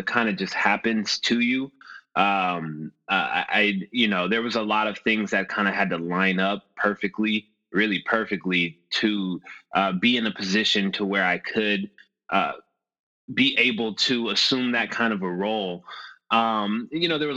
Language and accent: English; Los Angeles, California, United States; I grew up in Los Angeles, born and raised